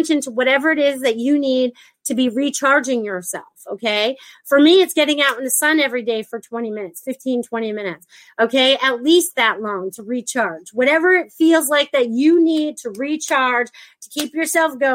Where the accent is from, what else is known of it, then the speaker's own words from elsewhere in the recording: Connecticut, United States; moved away as an adult; also born or lived in Maine; now in Florida, United States; I was born in Connecticut, but I lived in Maine for like half and half of my year, or, you know, almost 20 something years.